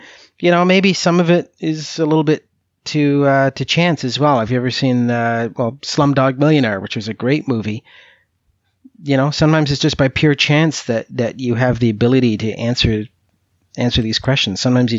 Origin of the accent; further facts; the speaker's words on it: Canada; lifelong interest and love of U.S. politics, which some people may find very bizarre, seeing as how I'm from Canada.